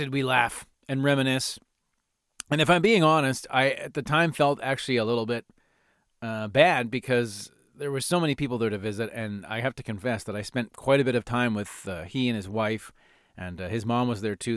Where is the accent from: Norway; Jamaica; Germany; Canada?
Canada; Calgary, Alberta; I grew up in Rundle, in Calgary, in Northeast Calgary